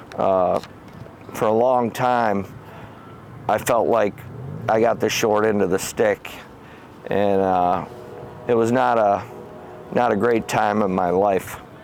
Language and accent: English; Howell, Michigan, United States; I grew up in Howell on a farm on Clyde Road